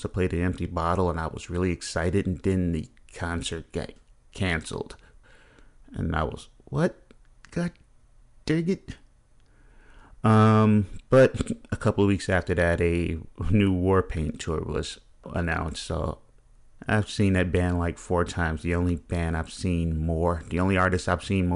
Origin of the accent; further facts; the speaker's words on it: Chicago, Illinois, United States; I'm a Chicagoan